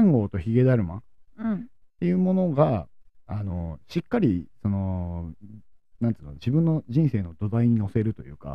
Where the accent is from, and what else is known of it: Sendai, Miyagi, Japan; born or raised there; now in Kyoto, Japan